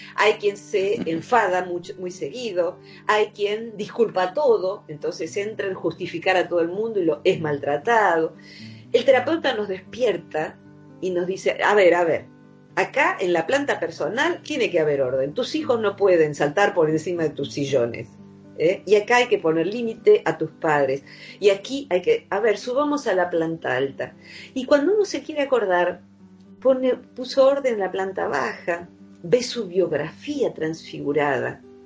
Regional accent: Open Door, Buenos Aires, Argentina; yo vivo en un pueblo que se llama Open Door, porque eh, el lugar principal de este pueblo es un hospital neuropsiquiátrico que funciona a puertas abiertas, es decir, que el paciente psicótico que está eh, compensado puede salir y entrar, va al pueblo, va a comprar sus cosas. Yo me acostumbré a tratar con pacientes psicóticos desde niña

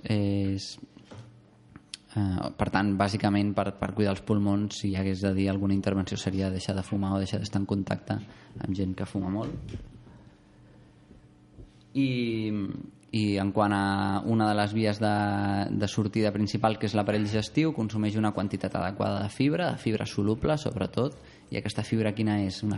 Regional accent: Las Palmas, Canary Islands, Spain; jo que sóc de Canàries

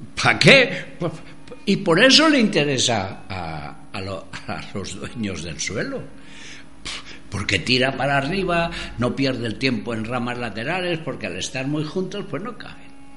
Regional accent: Madrid, Community of Madrid, Spain; Yo, yo soy de Madrid. Mi, mi tribu era la manzana en la que había nacido. Vivía en la calle La Gasca

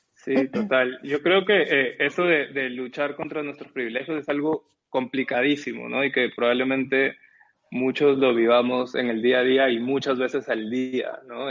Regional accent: Peru; also born or lived in Lima; yo no crecí en Lima, yo crecí en, una ciudad afuera de Lima

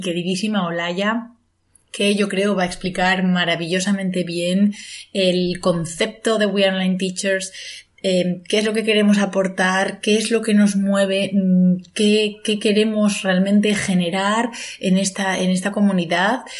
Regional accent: Asturias, Spain; aparte de origen, porque ambas somos asturianas

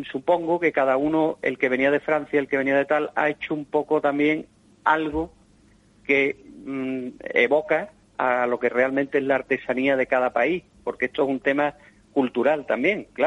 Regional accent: Andalusia, Spain; yo eso que decía Agustín del, guiño a mi tierra, ¿no?

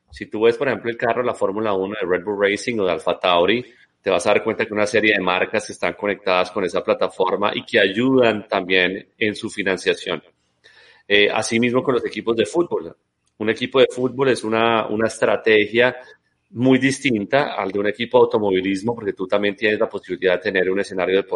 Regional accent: Colombia; moved away as an adult; yo también pues eh, salí de Colombia hace muchos, muchos años

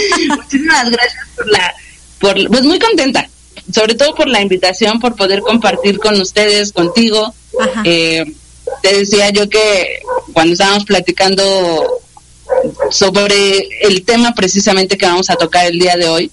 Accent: Mexico City, Mexico; soy de la Ciudad de México. Ajá. Estuvimos eh, viviendo muchísimo tiempo en la Ciudad de México.

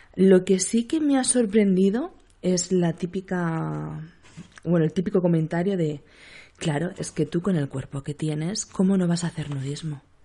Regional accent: Seville, Andalusia, Spain; now in Cádiz, Spain; aunque mi acento ya lo, dice todo, soy de Sevilla. Soy sevillana, afincada en Cádiz

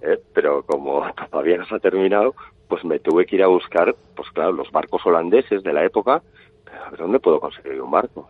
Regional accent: Pamplona, Navarre, Spain; yo, también soy de Pamplona

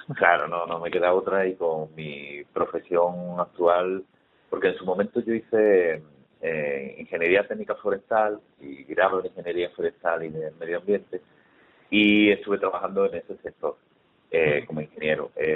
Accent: Málaga, Andalusia, Spain; yo soy malagueño, tengo casi 50 años

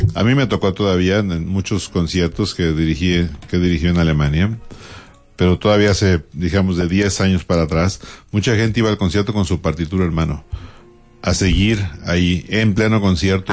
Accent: Mexico; yo como compositor mexicano

